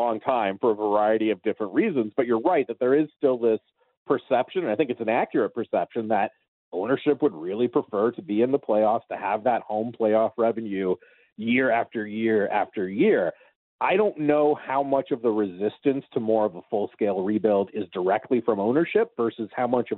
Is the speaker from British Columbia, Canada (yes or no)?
yes; North Vancouver, British Columbia, Canada; my hometown of North Vancouver